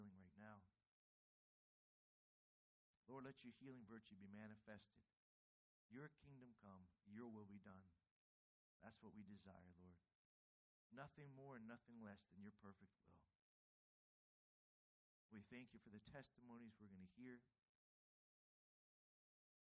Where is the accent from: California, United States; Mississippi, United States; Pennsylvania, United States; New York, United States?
Pennsylvania, United States; Pittsburgh; I'm from Pittsburgh.